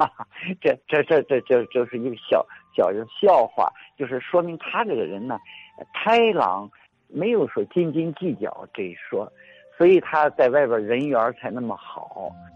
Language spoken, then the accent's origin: Chinese; Shanghai, China; moved away; also born or lived in Tianjin; 作为一个上海人，外乡人吧 所以来到天津呢，工作也好，生活也好